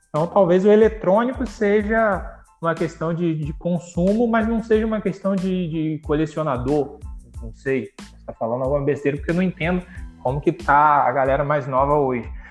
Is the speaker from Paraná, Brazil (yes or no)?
no; São Fidélis, Rio de Janeiro, Brazil; Eu sou mais interior ainda, sou de São Fidélis